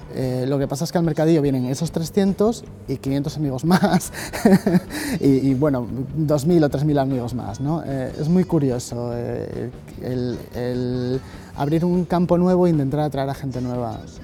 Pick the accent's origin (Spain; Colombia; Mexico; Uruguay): Spain; Gijón, Asturias; Soy de Gijón, nací en Jove